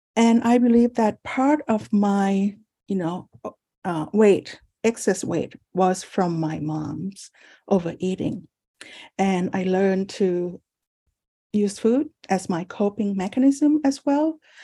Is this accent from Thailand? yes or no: yes; Thailand; now in San Francisco, United States; I was born in Thailand, and I'm the first child of four children